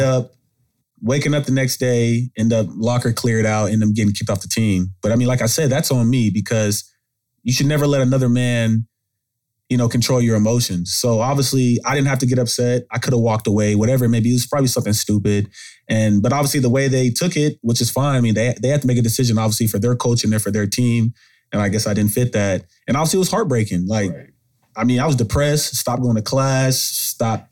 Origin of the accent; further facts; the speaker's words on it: Arlington, Texas, United States; But I'm from Arlington, Texas. I mean, come from the suburbs, Arlington, two parent household